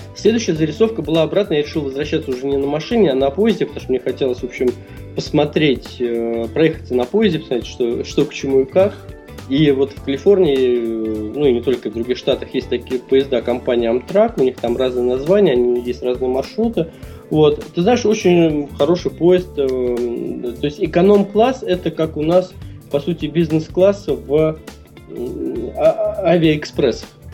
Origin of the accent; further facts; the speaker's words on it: Russia; из России